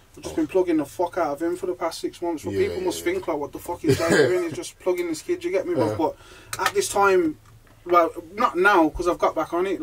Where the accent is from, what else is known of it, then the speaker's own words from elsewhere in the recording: Birmingham, West Midlands, United Kingdom; Growing up in Brum, just growing around my family